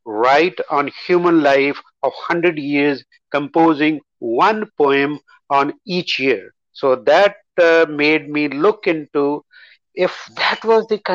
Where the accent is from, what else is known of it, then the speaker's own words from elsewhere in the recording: Punjab, India; first language Punjabi; English is a second language; moved away as an adult; also born or lived in Baroda, Gujarat, India; born and brought up in Punjab and that I had my mother tongue as Punjabi